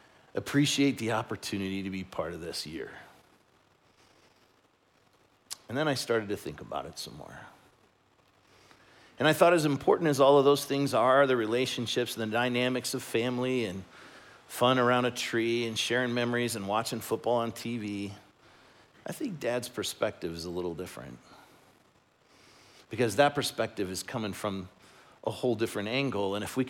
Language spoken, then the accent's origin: English; Chicago, Illinois, United States; that's the fact that I grew up in Chicago and the Bears are doing really well.